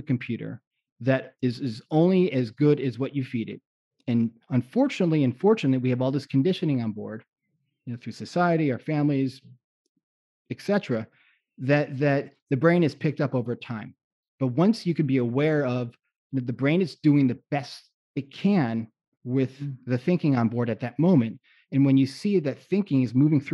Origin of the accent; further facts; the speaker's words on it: South Florida, United States; growing up in South Florida too, I spent time in my college years in South Florida.